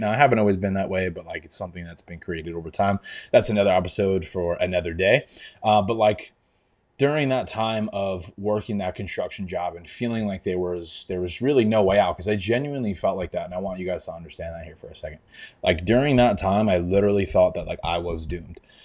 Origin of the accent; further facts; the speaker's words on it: Long Island, New York, United States; also born or lived in Albany, New York; I'm from New York. I grew up on Long Island